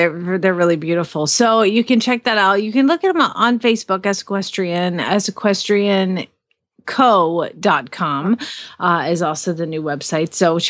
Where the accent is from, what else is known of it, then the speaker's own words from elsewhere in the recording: Atlanta, Georgia, United States; now in Phoenix, United States; I'm from Atlanta and the traffic was so bad there